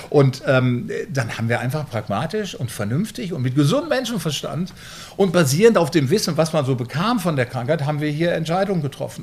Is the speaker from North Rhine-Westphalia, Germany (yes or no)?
yes; Bielefeld, North Rhine-Westphalia, Germany; also born or lived in Münster; now in Flensburg, Germany; ich komme aus Bielefeld